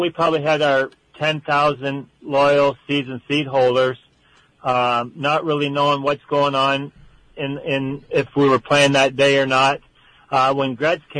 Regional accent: Canada; As a Canadian boy

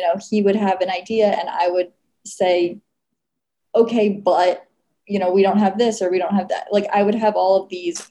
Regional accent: New Jersey, United States; moved away as an adult; also born or lived in Massachusetts; now in Austin, United States; I'm originally from New Jersey

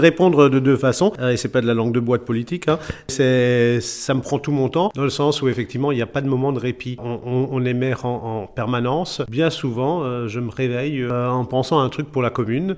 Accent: Matzenheim, Grand Est, France; je suis natif de, de Matzenheim

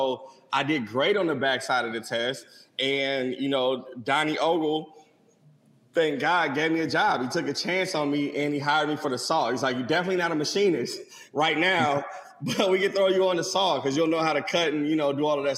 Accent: St. Louis, Missouri, United States; I'm from St. Louis, Missouri

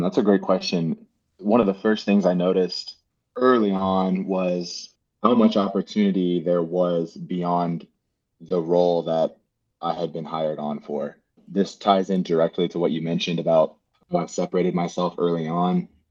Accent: Houston, Texas, United States; also born or lived in Cypress, Texas / College Station, Texas; born and raised in Houston, Texas.

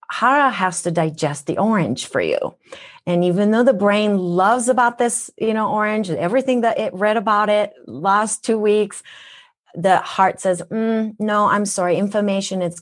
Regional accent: Minnesota, United States; accent: Minnesotan; I lived in Minnesota when I moved from Japan. That's why I have a Minnesotan accent.

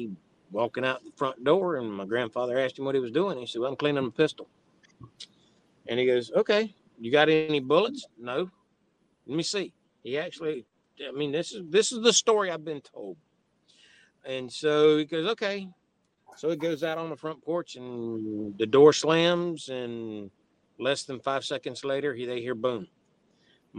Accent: Crystal River, Florida, United States; also born or lived in Okeechobee, Florida; Born and raised right here in the great state of Florida. Grew up in Crystal River on the West Coast, until I was 18, and then we moved to Okeechobee.

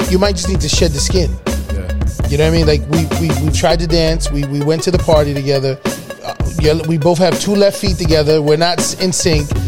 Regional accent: New York, United States; We're from New York.

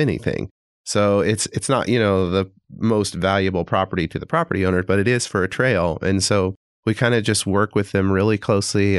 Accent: Springfield, Missouri, United States; moved away as an adult; also born or lived in Tulsa, Oklahoma; now in Fayetteville, United States; I grew up in Springfield, Missouri

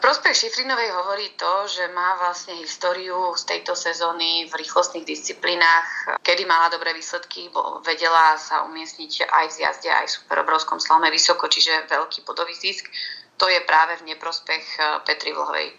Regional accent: Slovakia; Ja ako každý Slovák

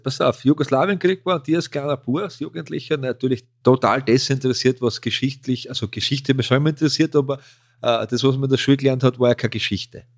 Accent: Austria; wir als Österreicher

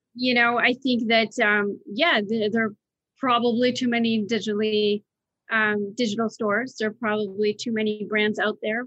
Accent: United Kingdom; moved away; I grew up in Britain.

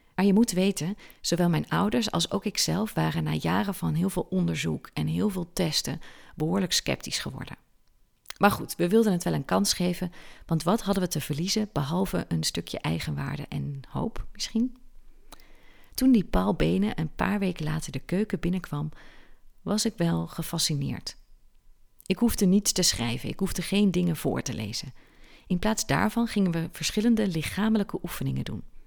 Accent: Aalten, Gelderland, Netherlands; Ik zat als kind op de christelijke basisschool in Parlo. Barlo is een buurtschap van de gemeente Aalten. En ik kom uit Aalten.

